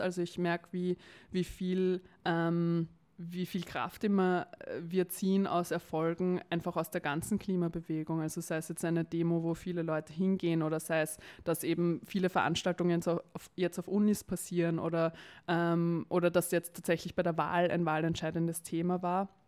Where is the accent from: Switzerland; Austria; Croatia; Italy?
Austria; Vienna; ich komme aus Wien, bin geboren in Wien, also eine echte Wienerin